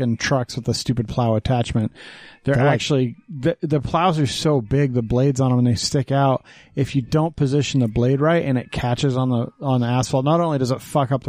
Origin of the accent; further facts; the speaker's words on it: Wyoming, United States; accent: Texas; moved away as an adult; also born or lived in Texas; now in Utah, United States; I left Texas in second grade to go to Wyoming